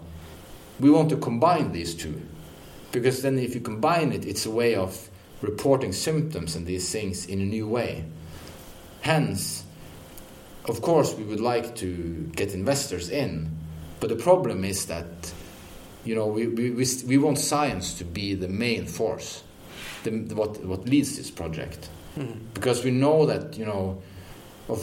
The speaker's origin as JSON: {"language": "English", "country": "Norway", "also_born_or_lived": "Odense, Denmark", "moved": "yes", "lives_now": "Denmark", "said": "I'm from Norway, but I live in Denmark."}